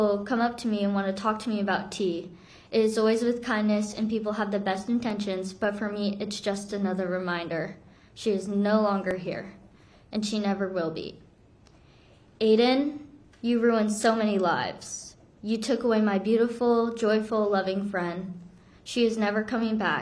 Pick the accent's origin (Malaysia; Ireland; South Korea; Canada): South Korea; moved away; I'm from Korea